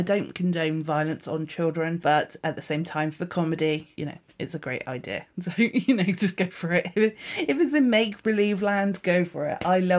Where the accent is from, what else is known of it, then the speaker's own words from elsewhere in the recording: South West England, United Kingdom; accent: Dorset; like I mentioned in my Dorset accent